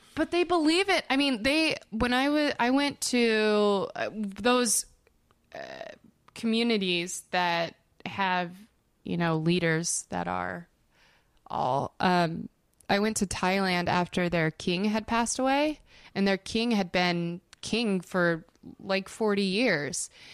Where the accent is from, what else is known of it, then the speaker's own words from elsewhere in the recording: Denver, Colorado, United States; now in Los Angeles, United States; in Denver where I'm from